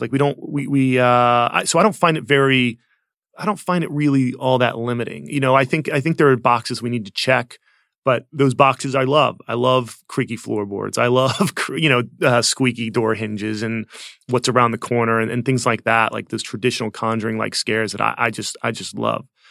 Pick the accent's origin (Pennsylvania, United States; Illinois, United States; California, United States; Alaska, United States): Pennsylvania, United States; outside of Philadelphia; I grew up outside of Philadelphia